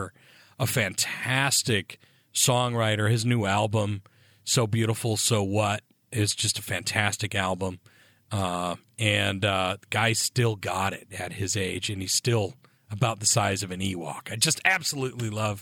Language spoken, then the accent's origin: English; United States; also born or lived in Michigan / upstate New York; now in Eugene, United States; growing up in Michigan and upstate New York